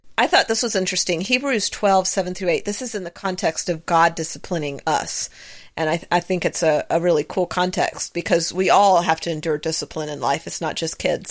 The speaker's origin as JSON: {"language": "English", "region": "the South", "country": "United States", "tie": "born or raised there", "said": "I was raised in the South"}